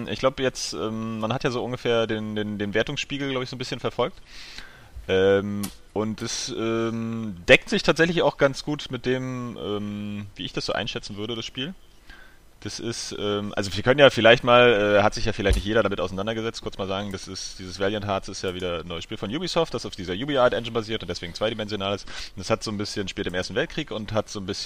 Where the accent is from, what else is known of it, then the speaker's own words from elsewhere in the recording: Berlin, Germany; Als ja, Berliner ist man